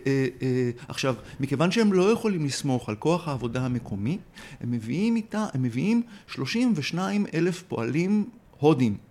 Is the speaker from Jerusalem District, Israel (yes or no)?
no; Tel Aviv, Tel Aviv District, Israel; כתל אביבי צעיר